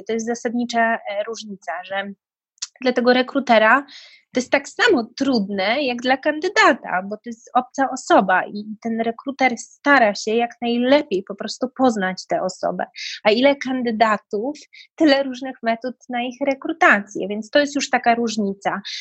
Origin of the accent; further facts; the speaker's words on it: Poland; moved away as an adult; now in United Kingdom; pochodzę z kraju, gdzie ludzie na co dzień, no, Pola-, Polacy są takim kodem kulturowym bardzo zasadniczym, oficjalnym